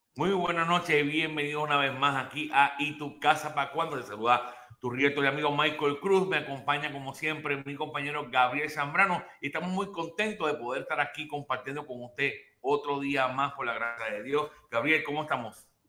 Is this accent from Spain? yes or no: no; Puerto Rico; moved away; yo soy puertorriqueño, en mi, país